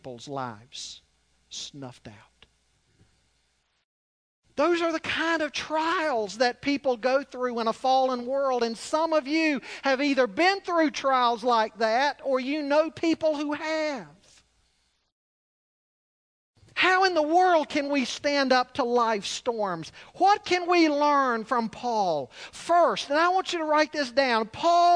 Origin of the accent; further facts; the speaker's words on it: Charlotte, North Carolina, United States; growing up in Charlotte